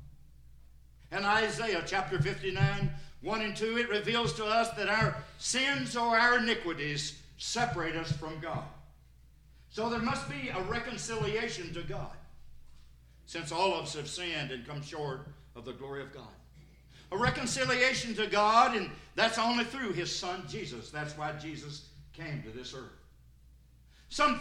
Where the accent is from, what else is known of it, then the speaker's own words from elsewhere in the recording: Sparta, Tennessee, United States; I'm from Sparta over in White County.